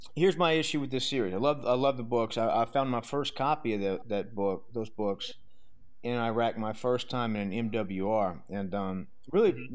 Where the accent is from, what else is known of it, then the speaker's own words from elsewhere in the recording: Southern Louisiana, United States; I'm from Southern Louisiana